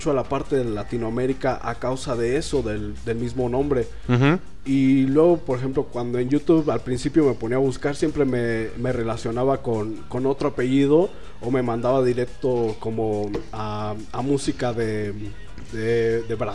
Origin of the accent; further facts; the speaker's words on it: Oaxaca, Mexico; no, soy de Oaxaca, güey.